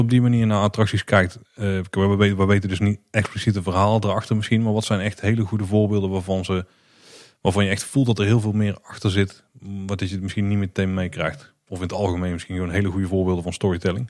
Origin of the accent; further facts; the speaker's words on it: Netherlands; Wij weten niet beter als Nederlanders